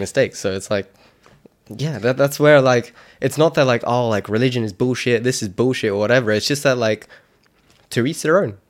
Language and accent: English; South Africa; I'm South African